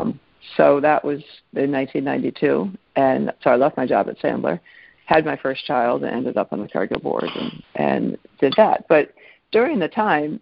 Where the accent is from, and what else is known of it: Minnesota, United States; born or raised there; also born or lived in Geneva, Switzerland